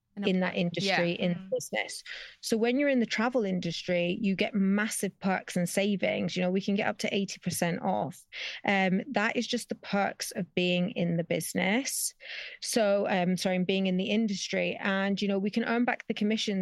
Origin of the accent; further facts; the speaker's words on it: Spain; also born or lived in Scotland; I was born and raised in Spain, so I've always traveled back and forth between here and the UK as a kid